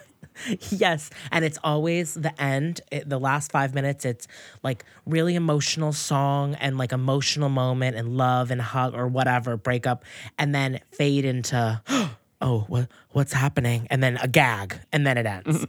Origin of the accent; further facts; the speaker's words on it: right outside of Boston, Massachusetts, United States; Mass, right outside of Boston